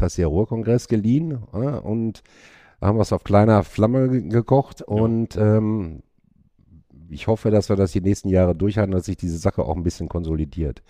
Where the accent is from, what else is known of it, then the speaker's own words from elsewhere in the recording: Hattingen, North Rhine-Westphalia, Germany; moved away as an adult; also born or lived in Bochum; now in Witten, Germany; ich bin in Hattingen groß geworden